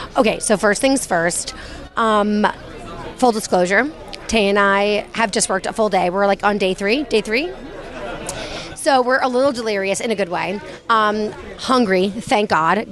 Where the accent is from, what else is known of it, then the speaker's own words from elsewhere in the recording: United States; I'm American